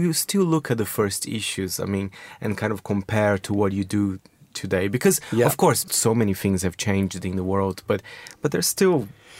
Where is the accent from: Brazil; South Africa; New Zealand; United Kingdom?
Brazil; I come from Brazil, but even in Brazil you hear about ID.